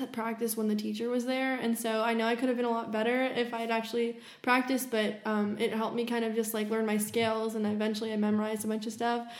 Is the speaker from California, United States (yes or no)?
yes; Los Angeles, California, United States; I'm from Los Angeles, California, more specifically Woodland Hills